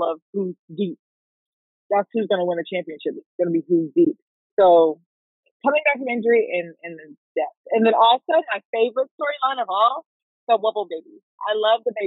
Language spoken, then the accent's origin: English; Raleigh, North Carolina, United States; I'm from Raleigh